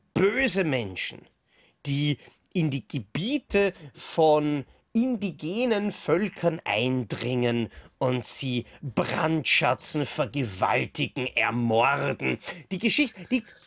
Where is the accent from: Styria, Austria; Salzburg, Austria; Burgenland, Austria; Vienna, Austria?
Vienna, Austria; Ich komme aus Wien